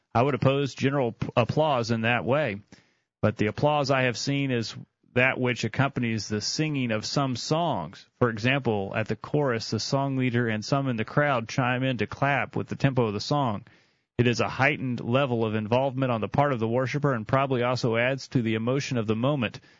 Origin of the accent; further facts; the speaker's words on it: Tennessee, United States; we're from Tennessee